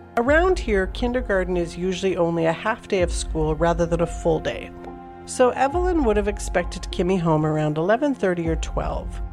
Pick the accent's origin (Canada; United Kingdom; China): Canada; Calgary, Alberta; born or raised there